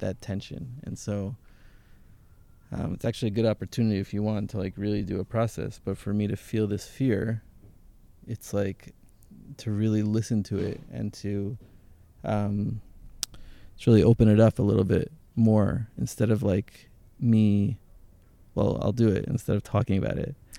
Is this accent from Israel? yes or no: yes; Jerusalem, Jerusalem District, Israel; also born or lived in Teaneck, New Jersey, United States / Hashmonaim; I grew up in, in Jerusalem, in Jerusalem.